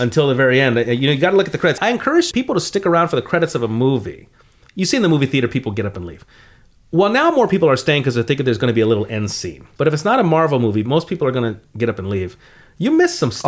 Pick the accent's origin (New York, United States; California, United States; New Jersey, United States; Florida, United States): California, United States; Los Angeles; I grew up in the San Fernando Valley